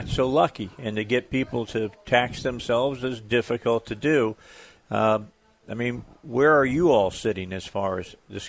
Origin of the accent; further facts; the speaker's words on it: Indiana, United States; moved away; when I grew up in Indiana